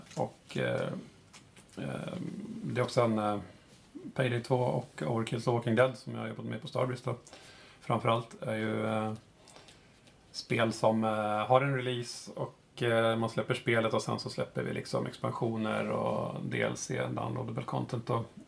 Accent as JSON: {"language": "Swedish", "town": "Uppsala", "region": "Uppsala County", "country": "Sweden", "tie": "born or raised there", "moved": "as an adult", "lives_now": "Stockholm, Sweden", "said": "jag kommer från Uppsala, uppvuxen där eh, och bor i Stockholm just nu"}